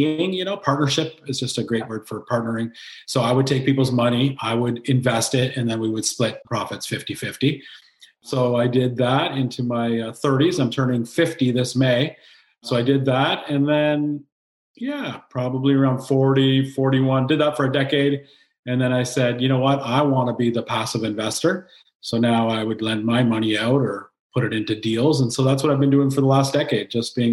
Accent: Kingston, Ontario, Canada; I'm born and raised in Kingston, Ontario

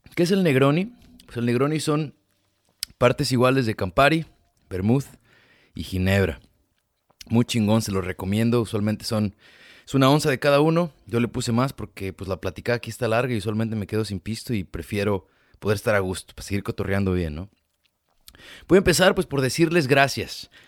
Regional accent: Ameca, Jalisco, Mexico; now in United States; yo soy de Jalisco y la mayoría me imagino que son de mi pueblo y así que toda la gente de mi Ameca

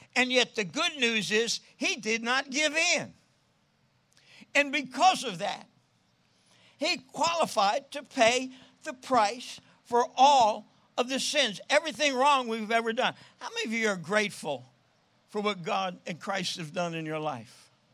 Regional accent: New Jersey, United States; I'm born and raised in New Jersey

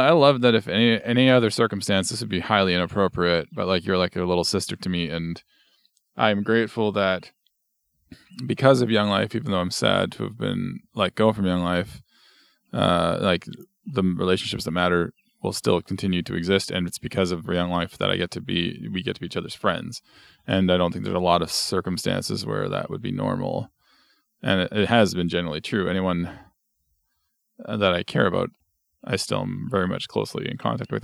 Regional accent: Barrhead, Alberta, Canada; moved away as an adult; also born or lived in Edmonton, Canada; now in Pender Island, Canada; my hometown of Barhead, Alberta, had a volunteer department

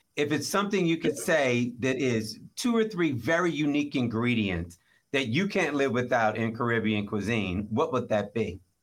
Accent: Maryland, United States; I grew up in Maryland

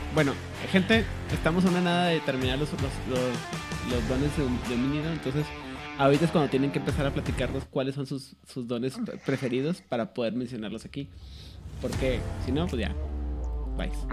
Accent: Chihuahua, Mexico; accent: norteño; also born or lived in Monterrey; cuando regreso a Chihuahua, luego, luego me dicen, estás hablando agarro otra vez mi ritmo normal

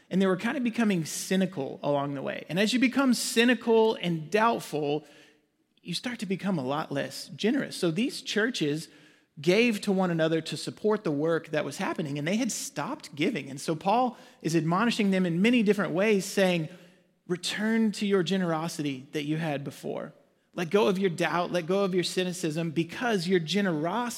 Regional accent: Arkansas, United States; moved away as an adult; also born or lived in Waxahachie, Texas / Ennis, Texas; now in Frisco, United States; We both grew up in Arkansas. That's where we're from

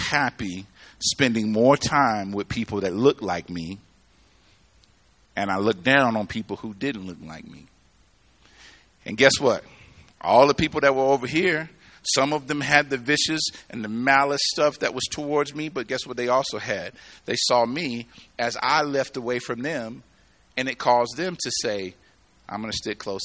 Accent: the South, United States; now in Colorado, United States; I grew up in the South

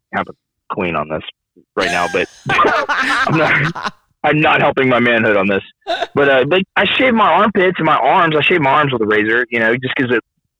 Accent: Ireland; I'm not a hairy guy. I'm Irish. I'm not a hairy guy.

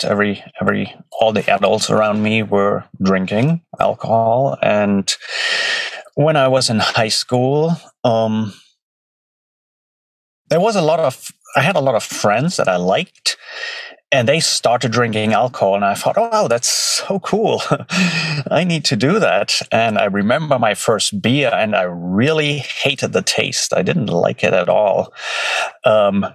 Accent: Germany; now in North Carolina, United States; I grew up in Germany. I've been in North Carolina for about 16 years now

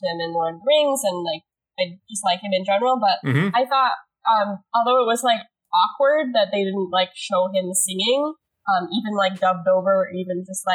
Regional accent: Massachusetts, United States; near my hometown

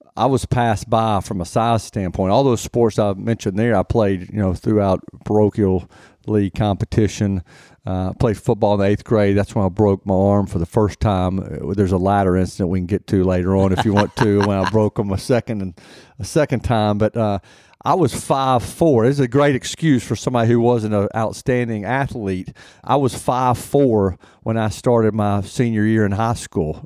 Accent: Nashville, Tennessee, United States; also born or lived in Detroit / Minneapolis; I was born here in Nashville, lived here for all my life except for maybe a s, a short couple of years when my father was in the F, F B

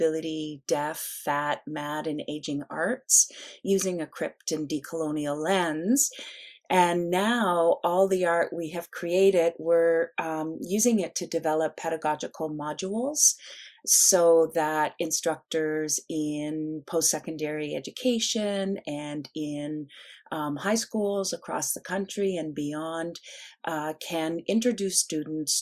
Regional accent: Nova Scotia, Canada; I was born and raised in Mi'kma'ki, which is the traditional territories of the Mi'kmaq peoples, one of First Nations or original peoples on the land we currently call Canada, in the province that's currently called Nova Scotia.

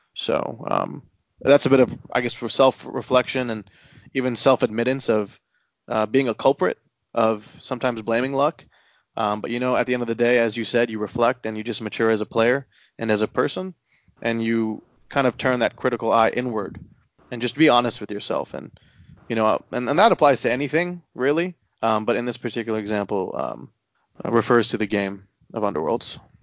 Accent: Houston, Texas, United States; now in Austin, United States; I'm originally from Houston

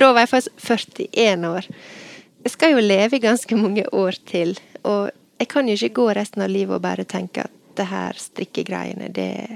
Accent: Ulsteinvik, Møre og Romsdal, Norway; moved away as an adult; now in Bergen, Norway; jeg er fra Ulsteinvik, men jeg flytta til Bergen i 1998

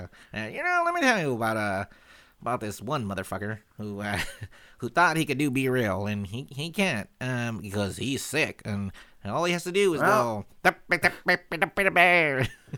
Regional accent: Los Angeles, California, United States; I was born and raised East LA.

